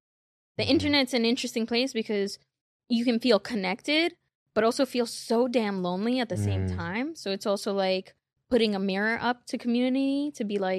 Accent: Queens, New York, United States; Yeah, I mean, like you said, I'm from Queens.

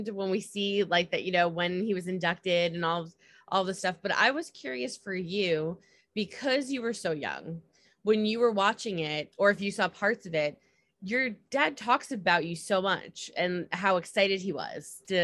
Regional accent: United States; I'm from the States

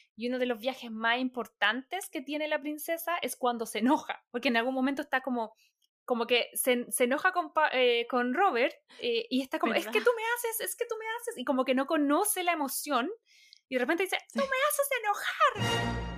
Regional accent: Chile; born or raised there; moved away as an adult; now in Los Angeles, United States

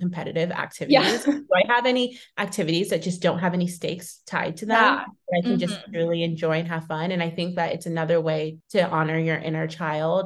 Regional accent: Thousand Oaks, California, United States; moved away as an adult; now in New York, United States; So I grew up in California in Thousand Oaks and was there and in Southern California all throughout like college before I ended up moving.

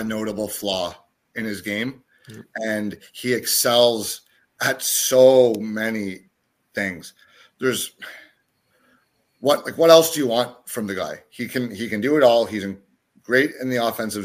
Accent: the Maritimes, Canada; I was born in the Maritimes

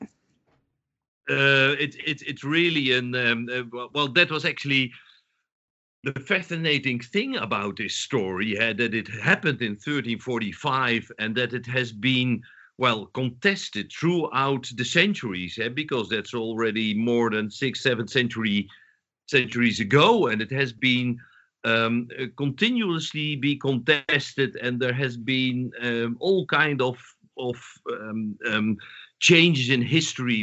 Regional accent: southern Netherlands, Netherlands; moved away; also born or lived in Amsterdam; I'm Dutch, but I was born in the south of the Netherlands, which is actually the Catholic part of the Netherlands

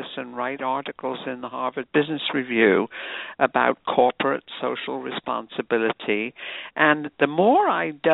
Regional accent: United Kingdom; moved away as an adult; also born or lived in New York City; now in United States; I was an immigrant from Britain, just a newly minted U.S. citizen

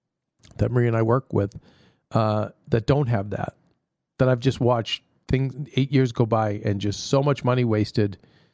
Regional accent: Australia; This is one of the weeks where I'm kind of tired of being Aussie.

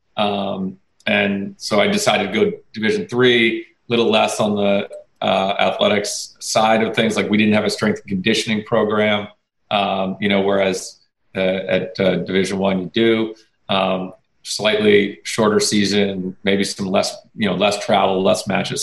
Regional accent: Connecticut, United States; I went to Fairfield U because I'm from Connecticut

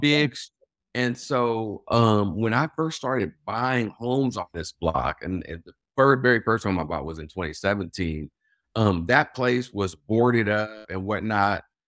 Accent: Los Angeles, California, United States; moved away as an adult; also born or lived in Washington, D.C.; now in Baltimore, United States; my hometown of Los Angeles

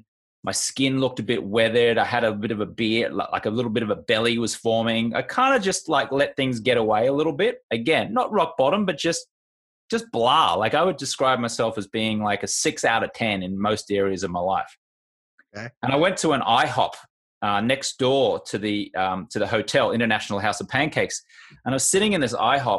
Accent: Australia; moved away as an adult; also born or lived in United Kingdom; now in United States; I grew up in Australia. And then when I moved to the UK and then later on to the US

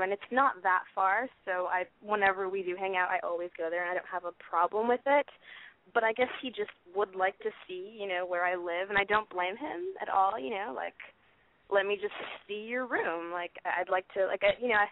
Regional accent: Portland, United States; moved away as an adult; now in Los Angeles, United States; I'm 21, and I am from Portland, and I have been living in Los Angeles for 3 years now.

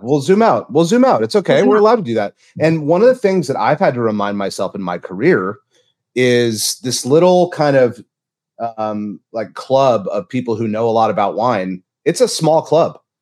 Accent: Santa Barbara, California, United States; also born or lived in Louisiana; I grew up in Santa Barbara, quite lucky to be from such a beautiful place

